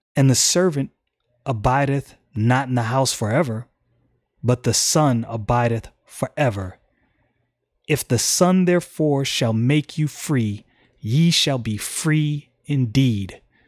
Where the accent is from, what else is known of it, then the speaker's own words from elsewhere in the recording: United States; I'm an American